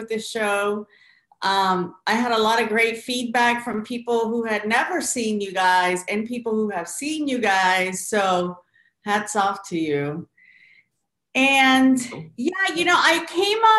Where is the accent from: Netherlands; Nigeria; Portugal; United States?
United States; Florida; as a Puerto Rican Salvadorian growing up in Florida